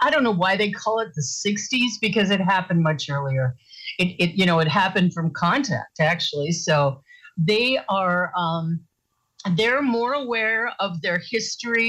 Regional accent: Northern Wisconsin, United States; moved away as an adult; also born or lived in Minnesota / Connecticut; I was born in Minnesota, but my birth certificate could have actually said Wisconsin, because that's where I was ultimately adopted into Northern Wisconsin

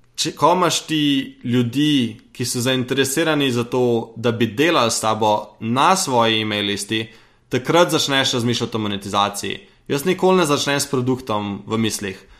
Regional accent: Slovenia; sem iz Slovenije

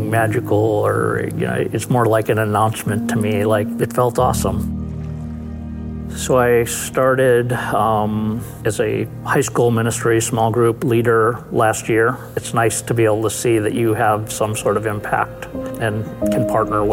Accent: Milwaukee, Wisconsin, United States; Growing up in Milwaukee, I was very religious.

